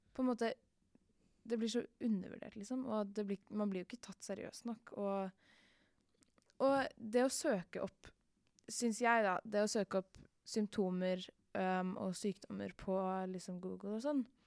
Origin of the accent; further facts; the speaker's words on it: Oslo, Norway; er 14 år og kommer fra Mortensrud i Oslo.